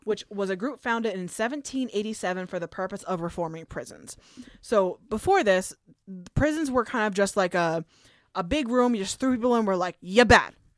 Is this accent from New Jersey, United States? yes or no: yes; New Jersey, United States; in my hometown, New Ho-, across from Lambertville, New Hope, there was a Luke Oil